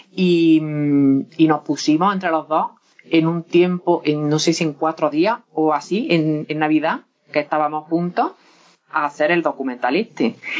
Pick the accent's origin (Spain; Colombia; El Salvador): Spain; Lucena, Andalusia; also born or lived in Doña Mencía; aunque yo soy y he vivido siempre en Lucena, Doña Mencía está toda mi familia